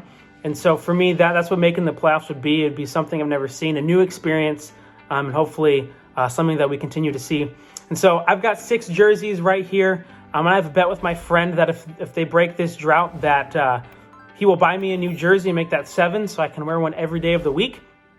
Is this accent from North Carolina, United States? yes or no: no; Albany, Oregon, United States; I am from Albany, Oregon.